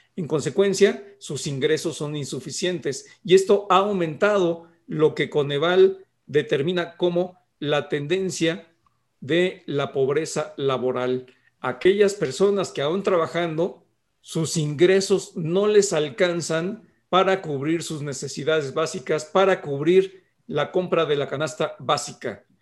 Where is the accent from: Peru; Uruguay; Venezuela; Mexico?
Mexico; somos vecinos de Estados Unidos